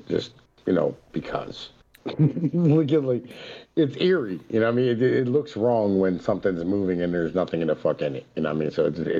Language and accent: English; Appalachia, United States; as an Appalachian, as an Italian, you know what I mean?